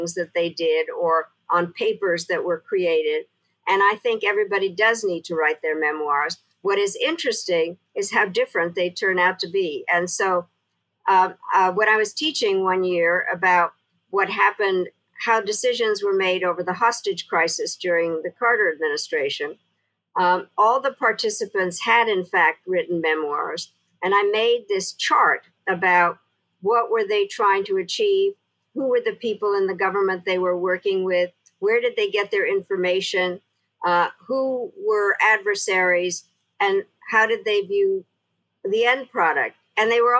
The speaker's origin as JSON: {"language": "English", "country": "Czechia", "tie": "born or raised there", "moved": "yes", "lives_now": "United States", "said": "I was born in Czechoslovakia"}